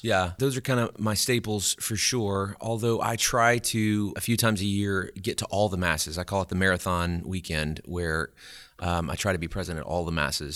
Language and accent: English; Alexandria, Louisiana, United States; moved away as an adult; also born or lived in Baton Rouge, Louisiana / Natchitoches, Louisiana; Well, I'm from Alexandria, Louisiana originally, which is, is not too far, terribly far from here. And, uh, I was born and raised there